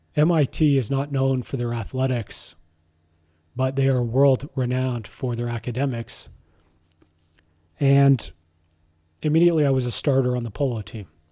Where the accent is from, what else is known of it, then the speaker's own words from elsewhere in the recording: Ottawa, Ontario, Canada; I was born in Ottawa, Ontario, Canada